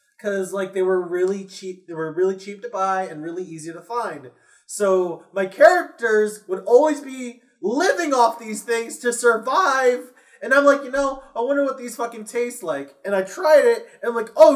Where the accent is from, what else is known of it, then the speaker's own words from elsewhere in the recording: Massachusetts, United States; I'm from Massachusetts